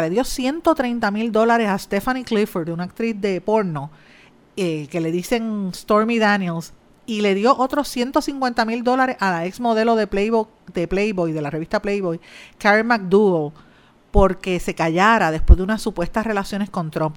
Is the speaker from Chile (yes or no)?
no; Guaynabo, Puerto Rico; mi pueblo de Guaynabo